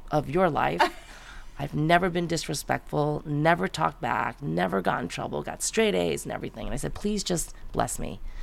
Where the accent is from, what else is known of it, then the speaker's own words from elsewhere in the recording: Great Neck, New York, United States; moved away as an adult; also born or lived in Manhattan / San Francisco; now in California, United States; that's where I was born and raised and lived until I finished college